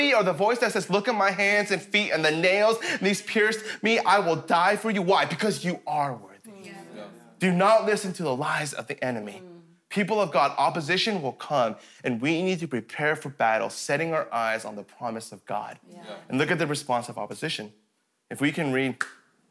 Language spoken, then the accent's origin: English; Colorado, United States; now in Canada; I was born and raised in Colorado